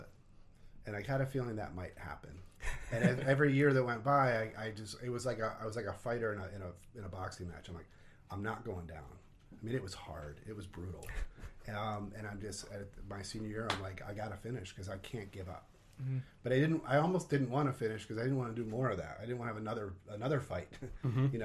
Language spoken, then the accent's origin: English; New Jersey, United States; moved away as an adult; also born or lived in Pennsylvania; now in Minnesota, United States; I grew up in New Jersey